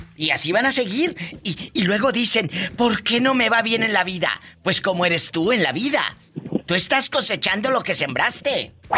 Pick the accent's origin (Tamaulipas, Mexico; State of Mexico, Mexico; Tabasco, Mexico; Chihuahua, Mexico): Tamaulipas, Mexico; Matamoros; Matamoros, Tamaulipas, mi tierra